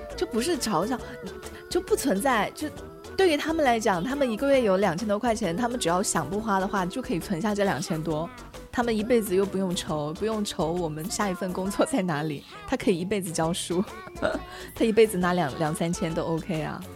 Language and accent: Chinese; Chenzhou, Hunan, China; now in Changchun, China; 三百多公里就是我老家郴州到长沙的距离